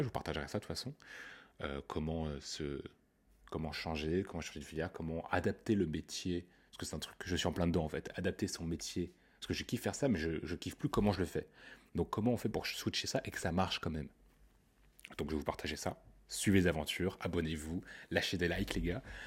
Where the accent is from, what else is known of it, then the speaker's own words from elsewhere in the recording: Paris, Île-de-France, France; Je suis parisien